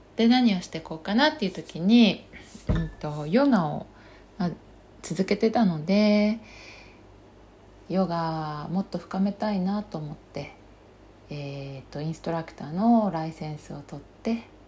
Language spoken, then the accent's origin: Japanese; Kaga, Ishikawa, Japan; moved away as an adult; also born or lived in Toronto, Canada; now in Chiba, Japan; 地元は石川県の加賀市というところなんですね。